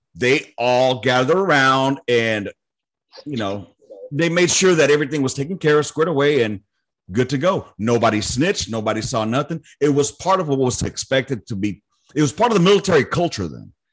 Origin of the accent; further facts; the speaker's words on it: Los Angeles, California, United States; moved away; also born or lived in Miami; I grew up in South Central